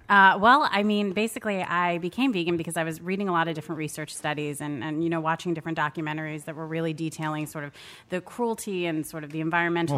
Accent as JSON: {"language": "English", "region": "Maryland", "country": "United States", "said": "I'm from Maryland"}